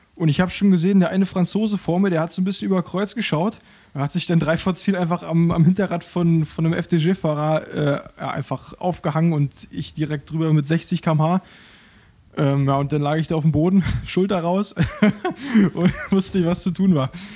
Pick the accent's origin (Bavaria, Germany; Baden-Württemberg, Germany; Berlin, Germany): Berlin, Germany; also born or lived in Rangsdorf, Brandenburg; da bin ich dann etwas später, mit 10, 12 Jahren umgezogen nach Berlin, nach Berlin-Köpenick, Köpenick-Grünau, um genau zu sein. Und da habe ich, ja, bis ich 20 war, mein gesamtes Leben lang verbracht. Äh, bin da aufgewachsen